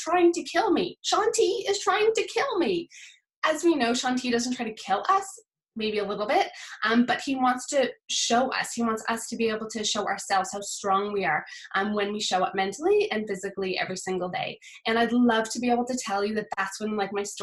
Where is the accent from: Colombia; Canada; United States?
Canada; Nova Scotia; moved away as an adult; now in South Wales, United Kingdom; I'm from Nova Scotia. I've been living in South Wales, UK for the past 10 and a half years